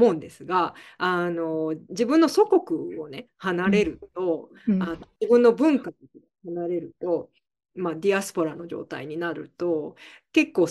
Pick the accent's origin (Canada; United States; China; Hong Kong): Canada; also born or lived in Scotland; スコットランド生まれで、えっ、ー、と、はい。まあでも、ちっちゃな時に、ちっちゃい時にカナダに来てるので、